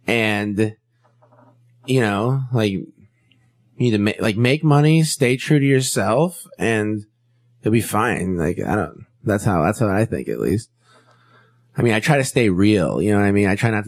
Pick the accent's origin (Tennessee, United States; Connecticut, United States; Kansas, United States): Kansas, United States; now in California, United States; So, you know, I grew up in Kansas, a different culture than out here in California.